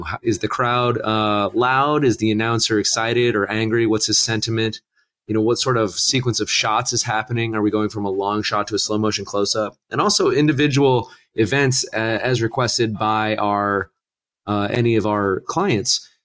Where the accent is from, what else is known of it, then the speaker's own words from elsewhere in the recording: Northern Ohio, United States; moved away; I'm originally from Northern Ohio and, uh, you know, Cleveland fan through and through